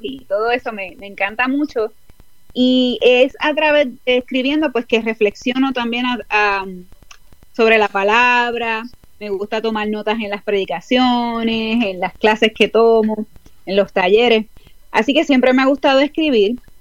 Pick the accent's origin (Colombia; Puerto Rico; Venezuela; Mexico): Puerto Rico; moved away as an adult; now in Houston, United States; Pues ahora mismo estoy en Houston, Texas, aquí en los Estados Unidos, hace cuatro años y medio, pero soy original de Puerto Rico.